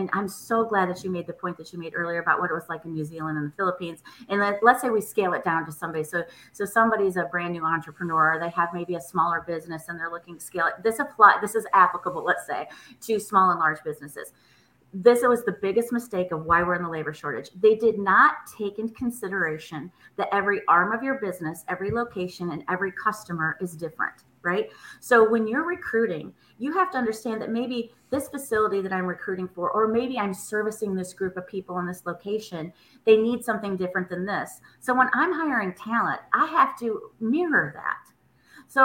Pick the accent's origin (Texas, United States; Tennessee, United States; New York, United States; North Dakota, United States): Tennessee, United States; Nashville; I'm from Nashville, Tennessee, and we had to go to Seattle, Washington's Children's Hospital.